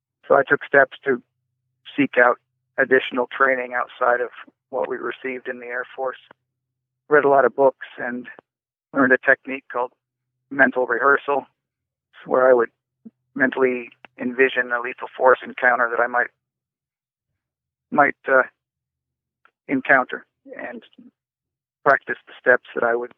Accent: Washington, United States; I grew up in Washington State

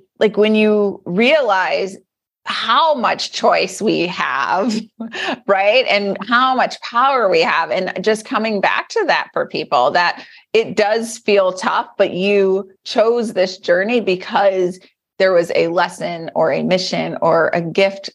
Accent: Detroit, Michigan, United States; as a little girl growing up in Detroit

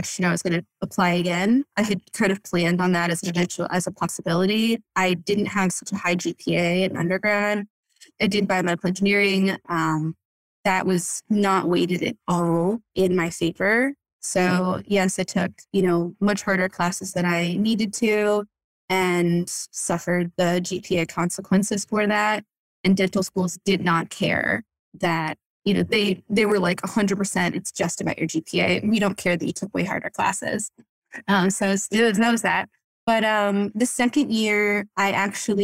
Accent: Florida, United States; moved away as an adult; also born or lived in Boston area, Massachusetts / Vermont / Berkshires, Massachusetts; now in Acton, United States; I grew up in Florida

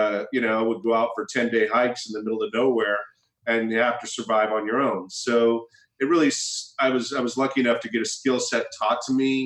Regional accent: Heppner, Oregon, United States; moved away; also born or lived in London; my upbringing in Eastern Oregon, I grew up near the Idaho border, a place called Heppner, right outside of Pendleton

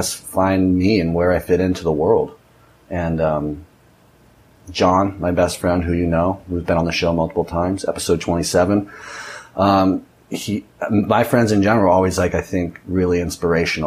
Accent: Orange County, California, United States; moved away as an adult; now in Nicaragua; I grew up in Orange County, California, Newport Beach, or Costa Mesa, to be exact

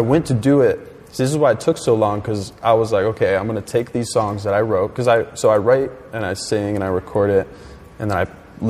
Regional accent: Pennsylvania, United States; I'm from Pennsylvania.

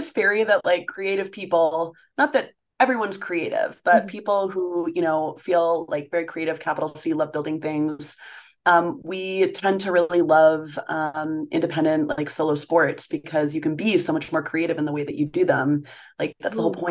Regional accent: New Hampshire, United States; also born or lived in New Zealand / Connecticut / Tahoe / Winter Park, Colorado; now in Jackson, United States; I'm originally from New Hampshire

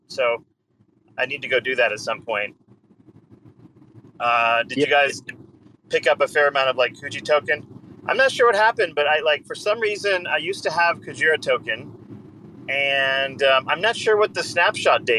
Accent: Canada; I'm Canadian

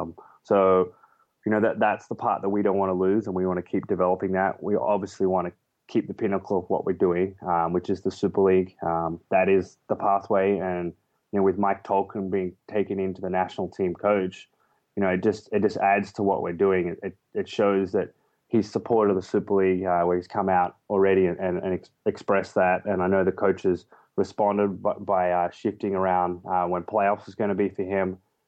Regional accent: Australia; accent: Australian; moved away as an adult; also born or lived in England; my accent goes from being an Australian, which I was 7 years ago. I haven't spent more than a month there over the last 7 years. I spent 2 years in England

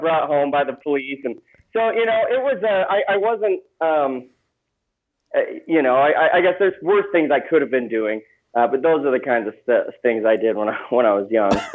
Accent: Gilbert, Arizona, United States; I grew up in Phoenix, Arizona, um, in a place called Gilbert

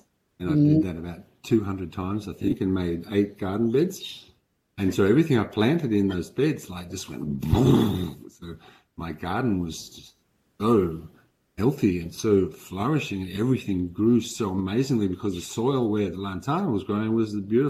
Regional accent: Denmark; now in Australia; I came from Denmark, not Western Australia, Denmark, but Denmark over in Scandinavia.

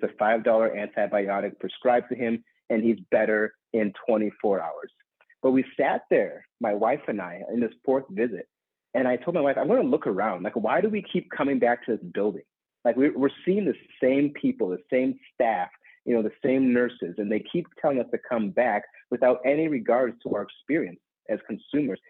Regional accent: Minneapolis, Minnesota, United States; in my home state of Minnesota and Minneapolis

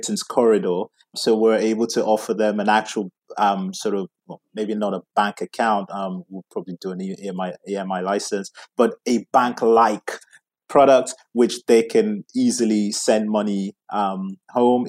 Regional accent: England, United Kingdom; where I come from, Nigeria, which you may not be able to guess from my accent, because I was born in England, grew up in England

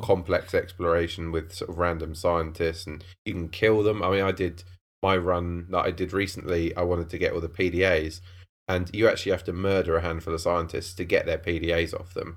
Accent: Cambridge, East of England, United Kingdom; I grew up in Cambridge

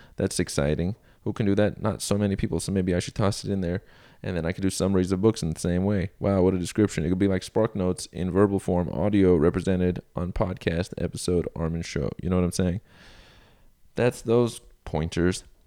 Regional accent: Iran; moved away; I was born in Iran, also known as Iran. Shout outs to my home nation of birth

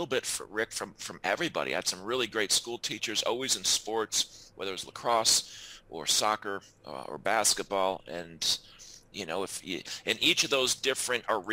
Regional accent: upstate New York, United States; Formative years in upstate New York.

